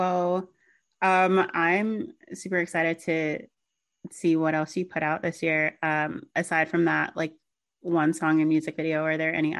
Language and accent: English; the South, United States; I'm from the South.